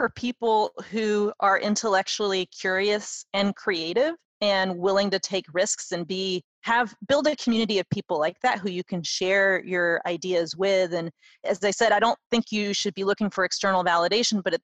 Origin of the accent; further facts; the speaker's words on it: United States; as an American, having grown up here